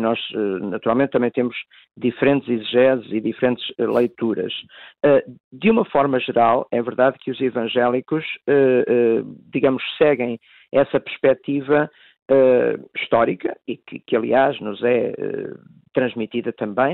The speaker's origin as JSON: {"language": "Portuguese", "town": "Tondela", "region": "Centro", "country": "Portugal", "tie": "born or raised there", "said": "eu próprio sou natural de Tondela, no distrito de Viseu"}